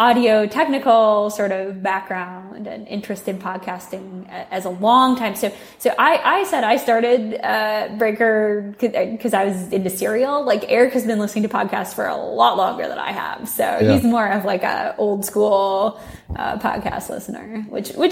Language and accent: English; Bloomington, Minnesota, United States; moved away as an adult; now in San Francisco Bay Area, United States; I grew up in Bloomington